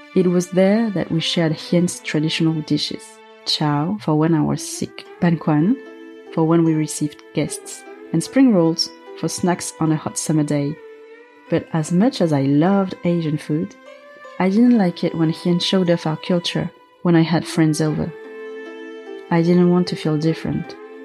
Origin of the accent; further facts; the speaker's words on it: Paris, Île-de-France, France; Growing up in Paris was great. We lived in a working-class neighborhood. It wasn't exactly the chic Paris you see in magazines, but for me, it was paradise.